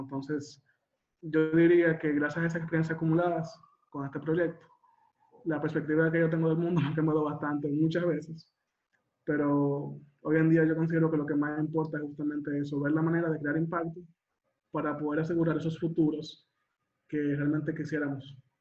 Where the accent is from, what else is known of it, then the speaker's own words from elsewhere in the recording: Dominican Republic; yo soy dominicano